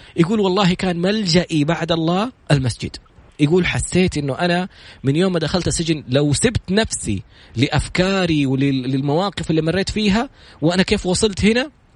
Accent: Saudi Arabia

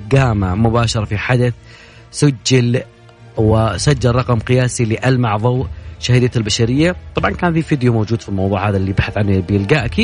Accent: Saudi Arabia; باحثة الفضاء والصواريخ عندنا في السعودية عشان تعطينا الحسبة صح

